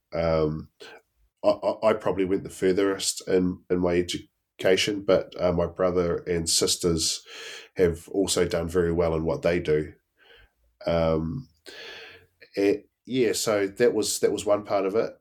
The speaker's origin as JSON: {"language": "English", "town": "Blenheim", "region": "Marlborough", "country": "New Zealand", "tie": "born or raised there", "said": "born and bred in Blenheim"}